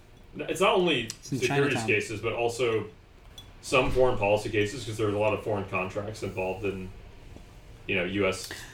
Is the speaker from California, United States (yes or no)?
no; New York City, New York, United States; moved away as an adult; now in Washington, D.C., United States; I'm from New York